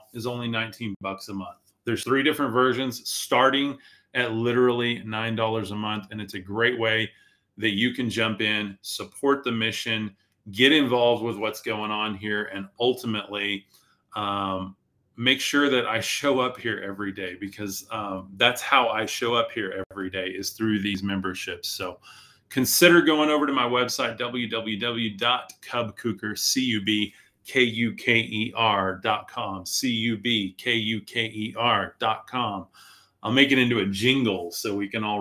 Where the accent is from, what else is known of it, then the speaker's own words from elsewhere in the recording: Amarillo, Texas, United States; Amarillo is my hometown